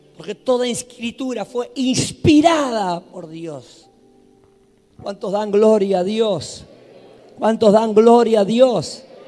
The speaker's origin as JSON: {"language": "Spanish", "town": "Buenos Aires", "country": "Argentina", "moved": "yes", "lives_now": "Santiago del Estero, Argentina", "said": "yo soy de Buenos Aires, pero estoy en Santa Isabel, Natamiski"}